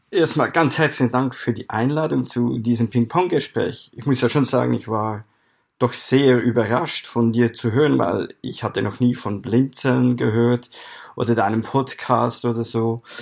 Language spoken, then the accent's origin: German; Aargau, Switzerland; Ich bin in der Schweiz aufgewachsen, im nördlichen, nördlichsten Kanton der Schweiz, im Kanton Aargau. Wir sind ja auch Grenzkanton zu Deutschland. Da bin ich aufgewachsen, habe meine ganze Jugend und Kinderzeit da verbracht.